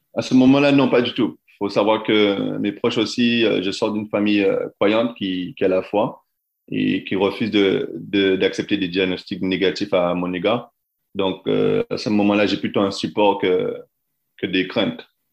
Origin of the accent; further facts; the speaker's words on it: France; moved away as an adult; mon pays, là, où je suis français, mon pays, la France